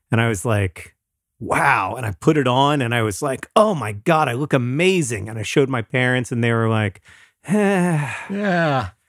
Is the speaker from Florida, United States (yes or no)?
yes; Florida, United States; Again, very similar to my experiences growing up in Florida.